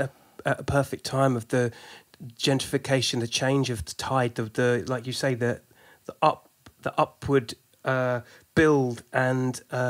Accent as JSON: {"language": "English", "area": "Sussex", "region": "South East England", "country": "United Kingdom", "moved": "as an adult", "lives_now": "London, United Kingdom", "said": "I've been in London for probably the same amount of time, 20 years maybe. And, you know, I'm originally from the south, from Sussex."}